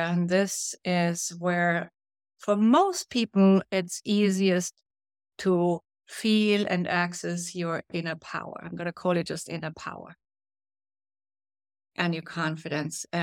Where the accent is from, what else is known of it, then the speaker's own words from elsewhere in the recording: Brazil; now in New York City, United States; when I came from Brazil up to New York City, I didn't really feel confident.